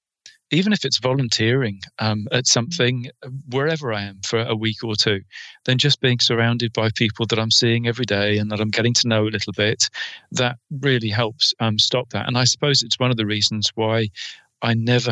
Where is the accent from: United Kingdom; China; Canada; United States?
United Kingdom; England; I'm English